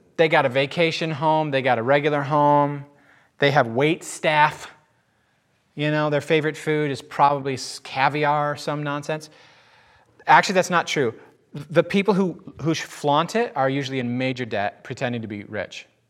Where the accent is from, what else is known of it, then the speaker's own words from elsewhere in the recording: United States; I'm an American